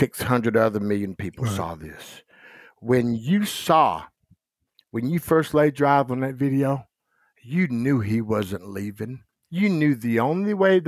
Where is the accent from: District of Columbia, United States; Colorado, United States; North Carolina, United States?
North Carolina, United States; Goldsboro; also born or lived in Rapid City, South Dakota; now in Gettysburg, South Dakota, United States; I grew up in a little old town called Goldsboro, North Carolina